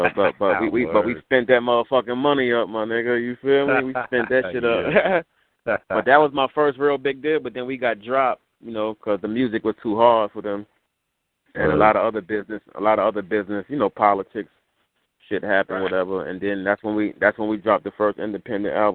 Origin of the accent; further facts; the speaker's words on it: New York City, New York, United States; also born or lived in Jamaica, Queens, New York; I left Jamaica when I was three, and I moved to Queensbridge